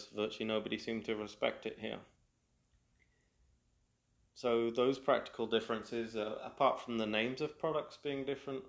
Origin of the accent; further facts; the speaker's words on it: United Kingdom; first language English; moved away as an adult; now in Quebec, Canada; a British-born native